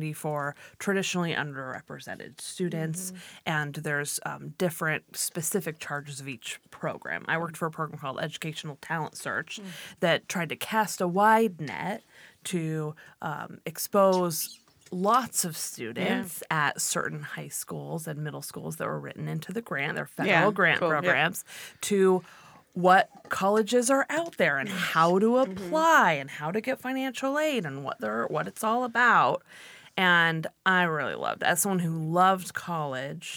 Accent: Oak Park, California, United States; moved away as an adult; also born or lived in Sonoma, California; now in Washington, United States; I grew up in Oak Park, California, a tiny little suburb kind of near the valley, Thousand Oaks area

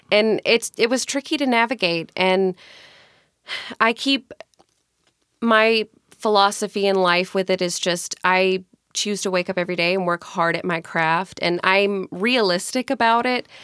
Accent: Mississippi, United States; moved away as an adult; now in Tacoma, United States; I grew up in Mississippi, born and raised.

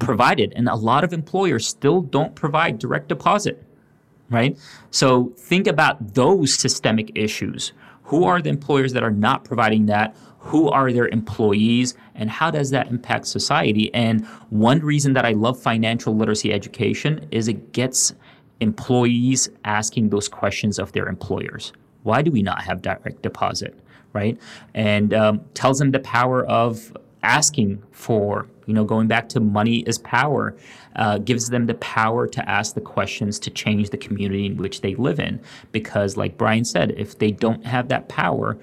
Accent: Louisville, Kentucky, United States; I grew up in Louisville, Kentucky

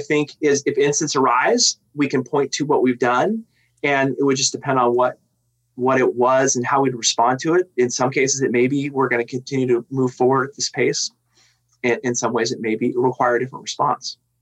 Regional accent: Tacoma, Washington, United States; I grew up in South Tacoma. I mean, I'm a Lincoln alum, you know, so I, I grew up, you know, around, you know, in the South End

